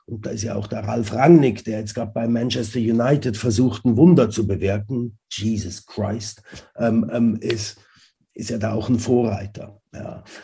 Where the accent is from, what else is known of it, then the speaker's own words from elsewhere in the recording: Zurich, Switzerland; und dann in Zürich äh, aufgewachsen oder in der Schweiz aufgewachsen